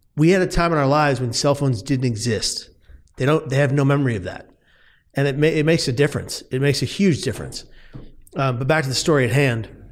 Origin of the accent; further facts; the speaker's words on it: San Francisco, California, United States; moved away as an adult; now in Atlanta, United States; I'm from San Francisco, lived there the first thirty-four years of my life, and then seven years ago, my wife up and moved out to Atlanta